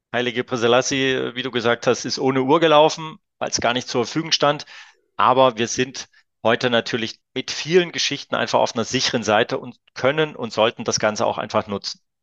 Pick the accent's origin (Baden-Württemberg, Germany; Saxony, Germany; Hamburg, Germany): Saxony, Germany; Leipzig; als kleines Kind auf der Kinder- und Jugendsportschule damals noch in Leipzig äh, gelernt